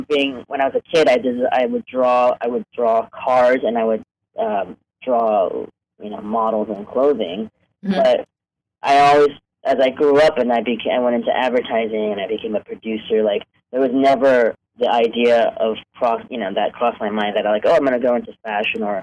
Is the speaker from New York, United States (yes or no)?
yes; New York, United States; moved away as an adult; also born or lived in Hong Kong; now in Los Angeles, United States; I grew up in New York. I was born in Hong Kong, but I grew up in New York